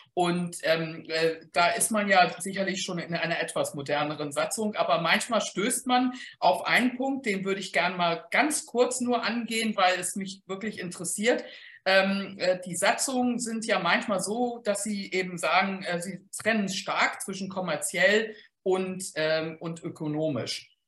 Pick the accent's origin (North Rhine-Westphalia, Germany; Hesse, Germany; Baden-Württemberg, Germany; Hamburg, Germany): Hamburg, Germany; ich als Hamburgerin